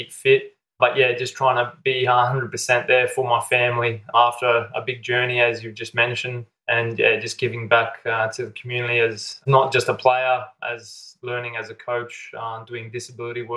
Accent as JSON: {"language": "English", "town": "Cairns", "region": "Queensland", "country": "Australia", "tie": "born or raised there", "also_born_or_lived": "Sydney", "moved": "as an adult", "said": "I grew up in Cairns, far north Queensland, and I left Cairns when I was about 18"}